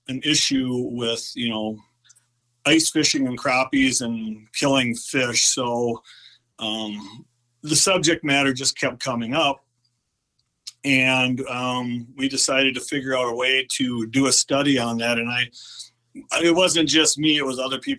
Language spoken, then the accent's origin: English; Forest Lake, Minnesota, United States; I grew up in North Metro of the Twin Cities, Forest Lake, Minnesota.